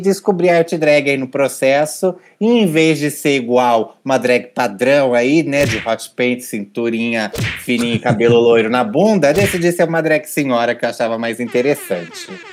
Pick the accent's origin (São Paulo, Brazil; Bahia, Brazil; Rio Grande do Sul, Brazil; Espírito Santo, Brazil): São Paulo, Brazil; Ribeirão Preto; moved away; Do interior paulista, vim de Ribeirão Preto